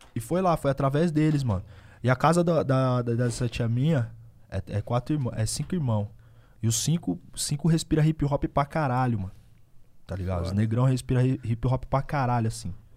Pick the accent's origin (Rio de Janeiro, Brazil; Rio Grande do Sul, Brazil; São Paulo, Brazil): São Paulo, Brazil; Osasco; also born or lived in Bauru; eu nasci em Osasco, a família é de Osasco. Só que depois eu mudei pra Bauru, morei um bom tempo em Bauru.